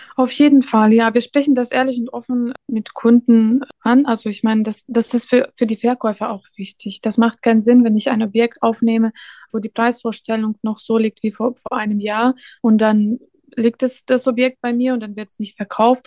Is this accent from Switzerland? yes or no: no; Belarus; German is a second language; also born or lived in Riga, Latvia / Poland; now in Cologne, Germany; in Weißrussland bin ich aufgewachsen